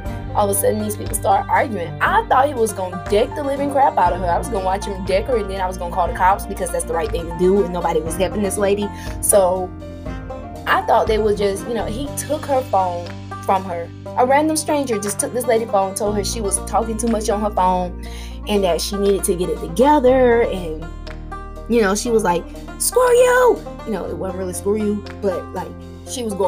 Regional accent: Tallahassee, Florida, United States; moved away as an adult; I grew up in Florida

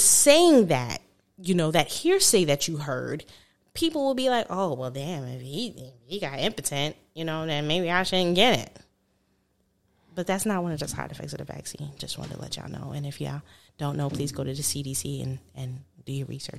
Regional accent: New York, United States; moved away; I'm from New York

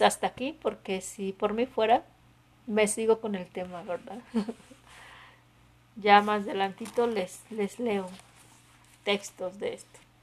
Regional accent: Mexico; los que somos mexicanos

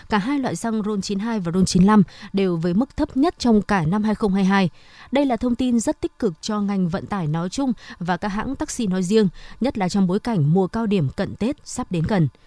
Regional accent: Phương Đình, Hanoi, Vietnam; ừ, nhà mình à, dân nhà mình có là dân thành phố Hà Nội rồi

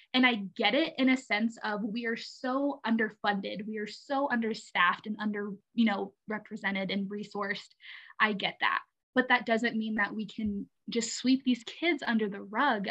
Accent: Alabama, United States; moved away; I'm actually originally from Alabama

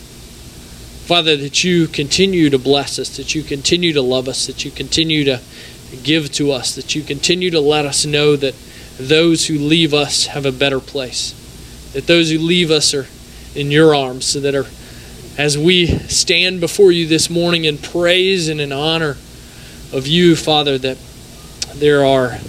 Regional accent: Raymond, Mississippi, United States; we're Mississippi people. I'm from Raymond

